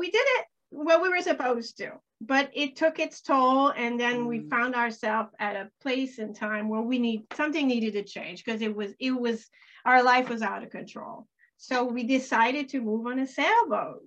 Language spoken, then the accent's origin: English; Canada; also born or lived in Florida / the islands; now in Maine, United States; I grew up in Canada right across the border.